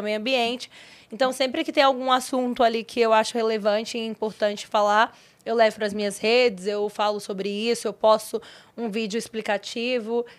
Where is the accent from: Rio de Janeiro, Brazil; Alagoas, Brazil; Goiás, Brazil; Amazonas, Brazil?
Goiás, Brazil; Valparaíso de Goiás; moved away as an adult; now in São Paulo, Brazil; eu vim do Goiás, né? construí a minha vida aqui